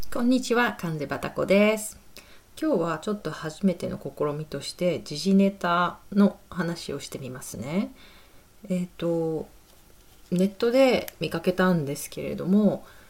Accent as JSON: {"language": "Japanese", "country": "Japan", "tie": "born or raised there", "moved": "yes", "lives_now": "United Kingdom", "said": "私もちろん日本出身"}